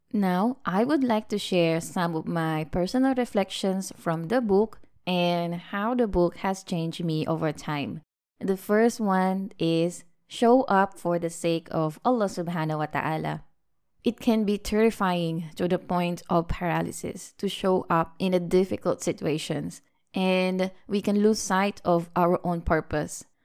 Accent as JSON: {"language": "English", "country": "Philippines", "tie": "born or raised there", "moved": "yes", "lives_now": "Malaysia", "said": "we went back to visit my hometown, the beautiful and warm country of the Philippines"}